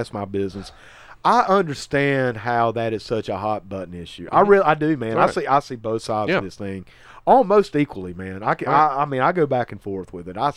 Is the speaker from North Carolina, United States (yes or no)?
yes; Lincolnton, North Carolina, United States; Lincolnton, North Carolina